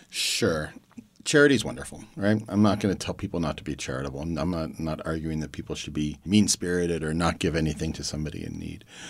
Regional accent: Youngstown, Ohio, United States; I grew up in Youngstown, Ohio

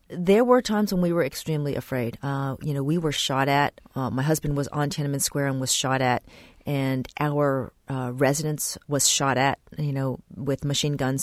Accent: New York City, New York, United States; moved away as an adult; also born or lived in Japan; I was born and raised in New York City

